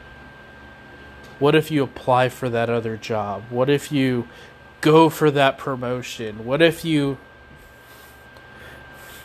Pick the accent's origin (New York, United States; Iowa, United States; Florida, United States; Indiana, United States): Iowa, United States; Knoxville; I'm from Knoxville, Iowa.